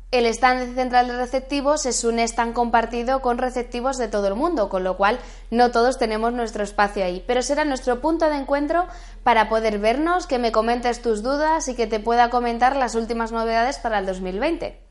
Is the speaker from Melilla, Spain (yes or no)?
no; Madrid, Community of Madrid, Spain; soy de Madrid